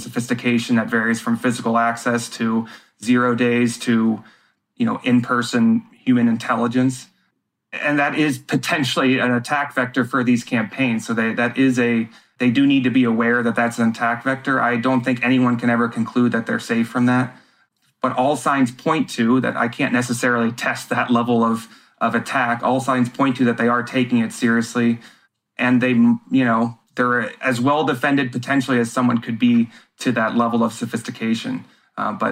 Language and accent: English; United States; being an American and a voter